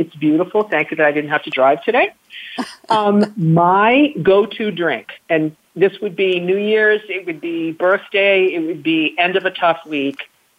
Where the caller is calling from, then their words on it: Boston, Massachusetts, United States; I'm calling from Boston, Massachusetts, where it is snowing like nobody's business.